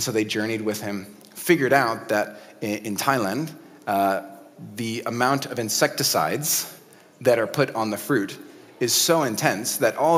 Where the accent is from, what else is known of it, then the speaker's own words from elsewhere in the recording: United States; In America, my home country